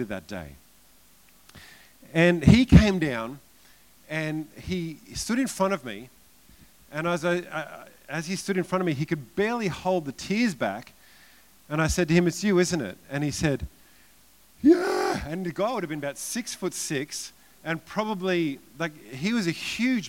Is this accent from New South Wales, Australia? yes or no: no; Queensland, Australia; I'm from Australia